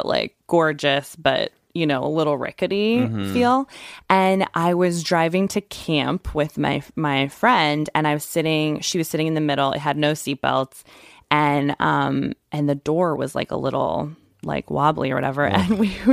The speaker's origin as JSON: {"language": "English", "town": "Santa Fe", "region": "New Mexico", "country": "United States", "tie": "born or raised there", "moved": "yes", "said": "being from New Mexico"}